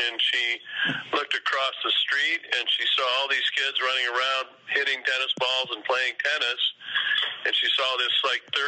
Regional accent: La Crosse, Wisconsin, United States; moved away; also born or lived in DeKalb, Illinois; we grew up in La Crosse, Wisconsin, and right across the street from our front door

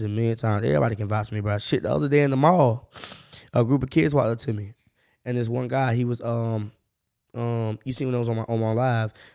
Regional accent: Jacksonville, Florida, United States; I grew up on the north side

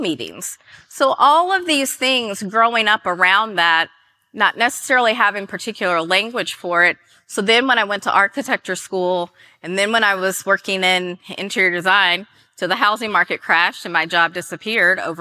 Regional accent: Gallatin, Tennessee, United States; now in Atlanta, United States; growing up in Gallatin, I was raised by my grandparents

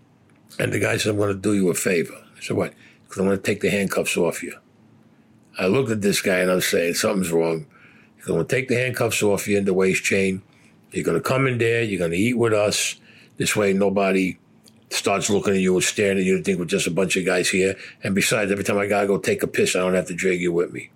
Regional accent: New York City, New York, United States; I was Italian and because I came from Brooklyn

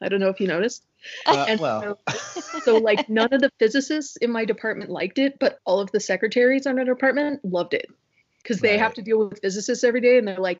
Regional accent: Louisville, Kentucky, United States; moved away as an adult; also born or lived in Indiana / Anchorage, Alaska / Boston / New York; now in DC area, United States; I grew up in Kentucky, went to the University of Louisville, and then graduated and went to Purdue for graduate school, got my PhD at Purdue, lived in Indiana for about 10 years, and then I moved to Alaska

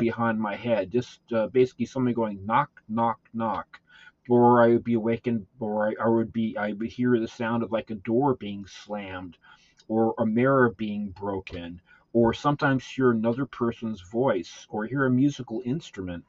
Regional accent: Southern California, United States; growing up in California, Southern California

